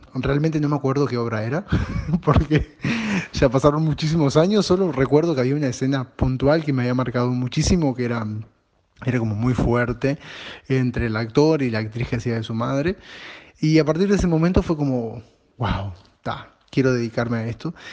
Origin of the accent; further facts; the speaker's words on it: Uruguay; now in Montevideo, Uruguay; soy un actor uruguayo